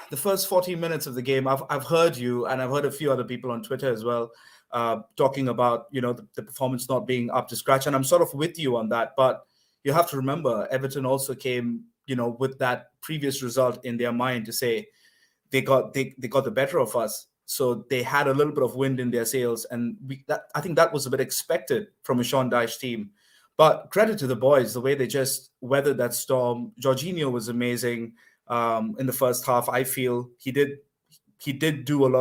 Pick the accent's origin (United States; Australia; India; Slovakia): India; moved away as an adult; now in Scotland, United Kingdom; I'm calling you from Scotland, but originally from India, but been here now for a couple of years